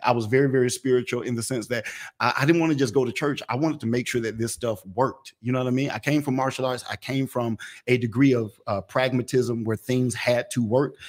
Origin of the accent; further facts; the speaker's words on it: Atlanta, Georgia, United States; I was born and raised in Atlanta, in Atlanta